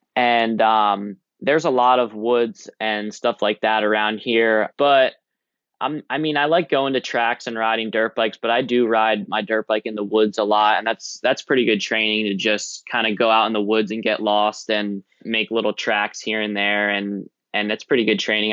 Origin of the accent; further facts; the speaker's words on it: Blueberry Capital, New Jersey, United States; me and Maz, we're from the Blueberry Capital